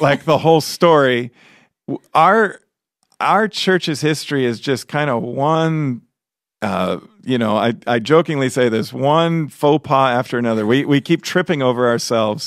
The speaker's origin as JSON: {"language": "English", "town": "Chicago", "region": "Illinois", "country": "United States", "tie": "born or raised there", "moved": "yes", "said": "I grew up in Chicago, which, you know, the whole area, city and suburbs. I grew up in the city"}